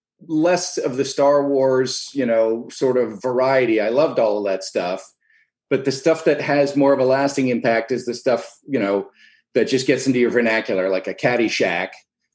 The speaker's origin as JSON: {"language": "English", "town": "Princeton", "region": "New Jersey", "country": "United States", "tie": "born there", "also_born_or_lived": "Geneva, Switzerland", "said": "I was born in Princeton, left there in the second grade because my stepfather was a bigwig with the Boy Scouts."}